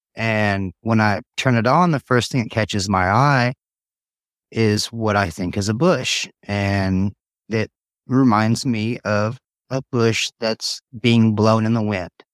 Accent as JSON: {"language": "English", "town": "Tazewell", "country": "United States", "tie": "born or raised there", "also_born_or_lived": "White River, Indiana", "said": "I grew up in Tazewell. very rural area"}